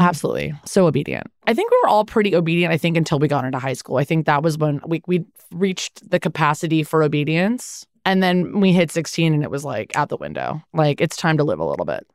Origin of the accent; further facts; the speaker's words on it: Los Angeles, California, United States; I grew up in the Valley.